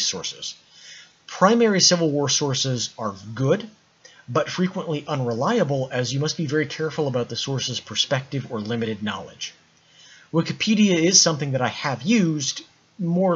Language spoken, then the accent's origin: English; United States; I am American.